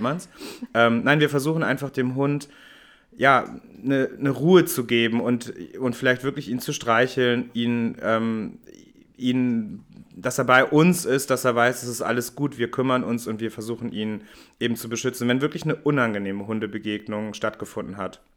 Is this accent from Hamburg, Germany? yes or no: yes; Hamburg, Germany; ich bin ja Hamburger